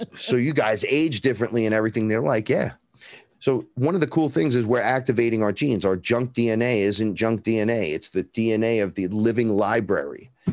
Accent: New York City, New York, United States; I grew up here in the Bronx, right here

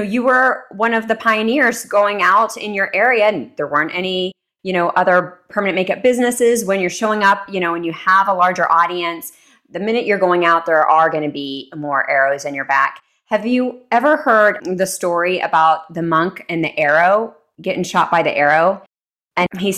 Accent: Texas, United States; moved away; also born or lived in New York City; growing up in Texas

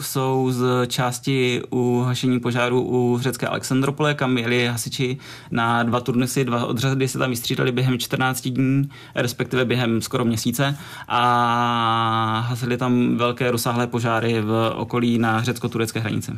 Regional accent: Czechia; u nás v Čechách

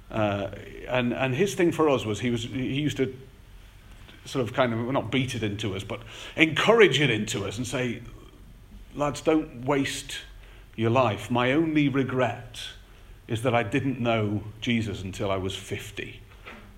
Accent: the Wirral, North West England, United Kingdom; now in North Finchley, United Kingdom; I grew up on the Wirral

